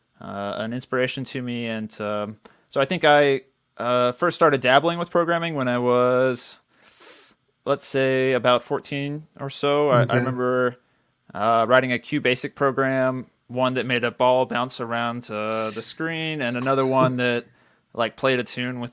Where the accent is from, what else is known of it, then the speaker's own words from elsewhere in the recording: Central Texas, United States; I grew up in Central Texas, middle class